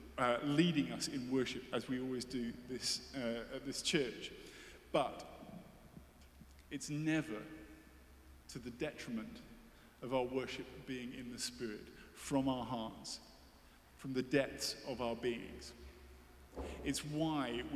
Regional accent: United Kingdom; I'm British, as you can tell.

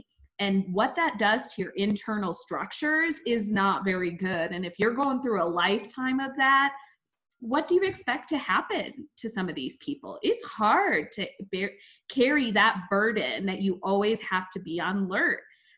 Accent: India; I'm Indian. We don't get stereotypes like that.

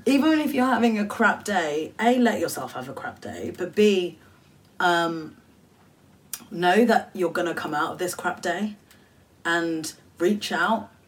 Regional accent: United Kingdom; I'm Bangladeshi British

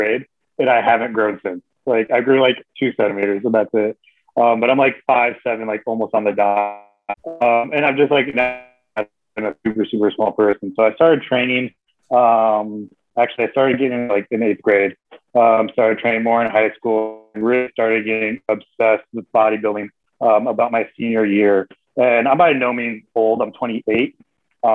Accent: Michigan, United States; I grew up in Michigan

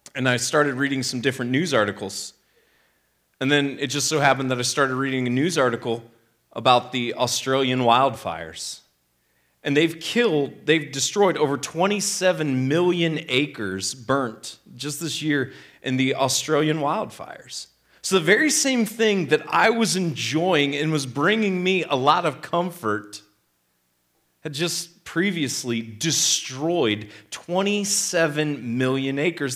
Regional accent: Midwest, United States; I grew up in the Midwest.

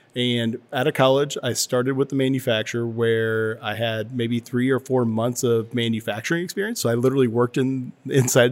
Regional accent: Southern Indiana, United States; OFS is actually a manufacturer in Southern Indiana where I'm from

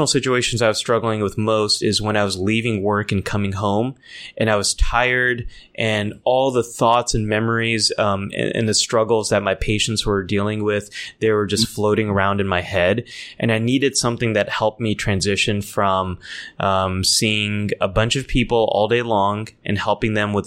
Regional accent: California, United States; I grew up here in California

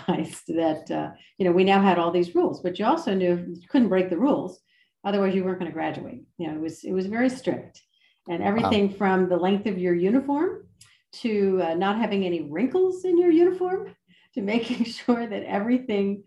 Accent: Philadelphia, Pennsylvania, United States; I grew up outside Philadelphia, so I was sort of a city girl.

